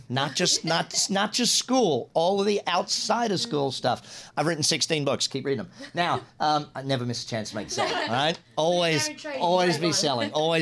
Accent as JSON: {"language": "English", "country": "Australia", "moved": "yes", "lives_now": "United States", "said": "I'm from Australia"}